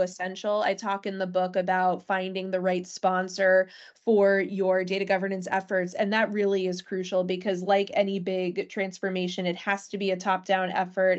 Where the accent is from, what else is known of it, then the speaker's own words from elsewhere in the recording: Natick, Massachusetts, United States; my hometown, for instance, Natick, Massachusetts